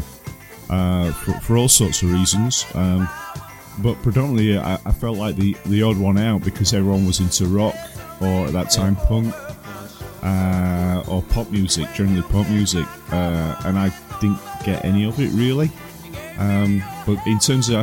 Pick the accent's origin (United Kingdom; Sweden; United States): United Kingdom; Sheffield, Yorkshire and the Humber; I was born in Sheffield, and my early days was not far from Bramall Lane, unfortunately, but then we moved out to the outskirts, which was literally on the border of North Derbyshire